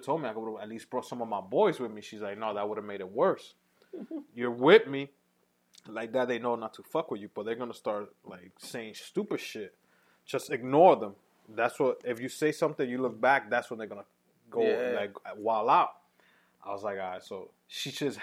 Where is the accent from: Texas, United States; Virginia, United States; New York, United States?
New York, United States; New York City; I'm from Uptown